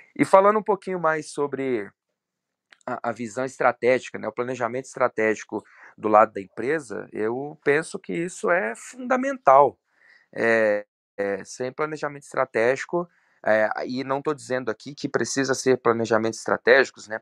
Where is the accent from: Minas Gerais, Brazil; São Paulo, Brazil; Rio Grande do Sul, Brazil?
Minas Gerais, Brazil; Belo Horizonte; sou de Belo Horizonte